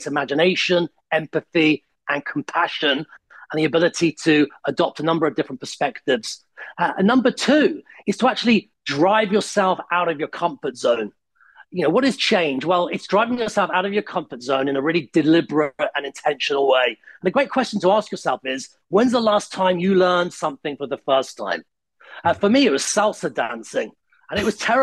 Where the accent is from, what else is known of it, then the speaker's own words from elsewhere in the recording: United Kingdom; also born or lived in Italy; when I go back to Italy, I'm still British.